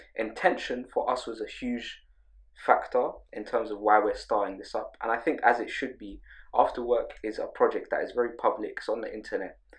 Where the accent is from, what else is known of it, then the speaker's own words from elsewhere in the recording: London, United Kingdom; grow up in London.